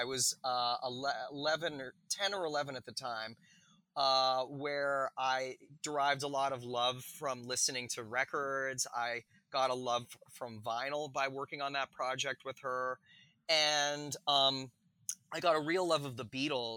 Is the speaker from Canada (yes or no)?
yes; Calgary, Alberta, Canada; I grew up in Western Canada in Calgary